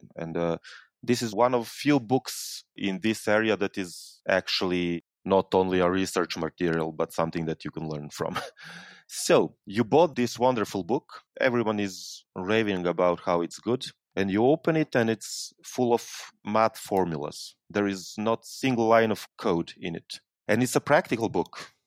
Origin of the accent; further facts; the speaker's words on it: Serbia; I'm coming from Serbia. It's a small country in southeastern Europe, just north of Greece.